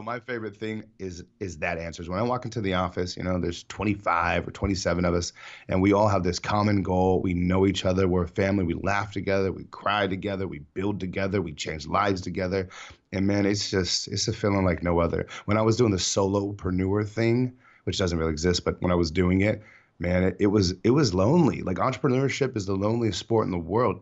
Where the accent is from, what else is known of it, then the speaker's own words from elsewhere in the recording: San Diego, California, United States; San Diego, born and raised, best city in the world